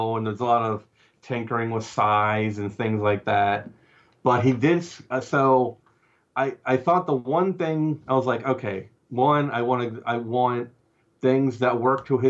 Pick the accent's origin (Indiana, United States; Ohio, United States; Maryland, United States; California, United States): Maryland, United States; Cumberland; my hometown of Cumberland, Maryland